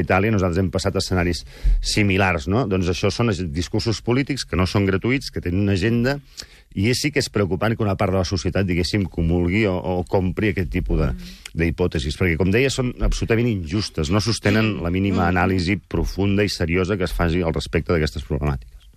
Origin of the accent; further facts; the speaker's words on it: Girona, Catalonia, Spain; also born or lived in Barcelona; now in Manresa, Spain; jo sóc gironí, de fet, eh? visc a Manresa per un tema familiar